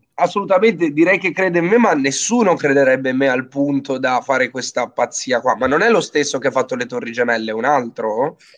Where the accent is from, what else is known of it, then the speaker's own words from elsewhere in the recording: Genoa, Liguria, Italy; io sono genovese